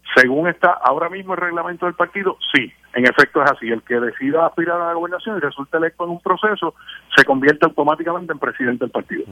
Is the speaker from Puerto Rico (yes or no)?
yes; Orocovis, Puerto Rico; Yo fui presidente de la juventud en mi pueblo Orocó